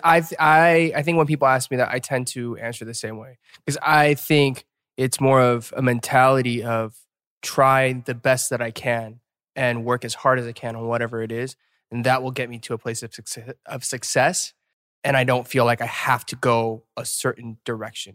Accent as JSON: {"language": "English", "town": "Atlanta", "region": "Georgia", "country": "United States", "said": "from Atlanta"}